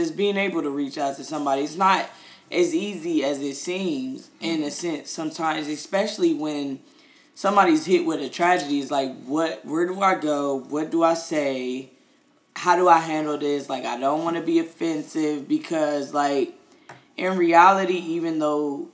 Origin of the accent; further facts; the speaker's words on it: United States; just being American